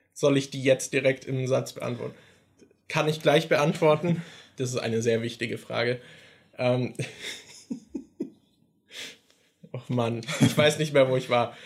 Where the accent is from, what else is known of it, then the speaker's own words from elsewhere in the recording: Germany; wir sind halt beide in Deutschland aufgewachsen